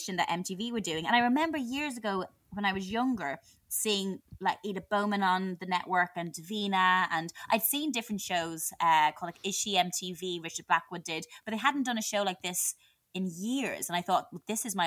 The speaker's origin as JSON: {"language": "English", "country": "Ireland", "tie": "born or raised there", "said": "I was living in Ireland, in my hometown"}